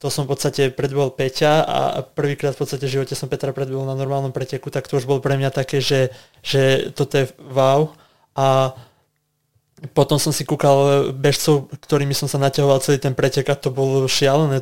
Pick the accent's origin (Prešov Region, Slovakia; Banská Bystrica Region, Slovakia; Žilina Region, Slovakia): Banská Bystrica Region, Slovakia; Lovčica; now in Bratislava, Slovakia; aj my doma sme mali, v podstate, že máme krávy, aj akože v Bratislave nie, ale v Lovčici mm-hmm. rodičia chovali kravy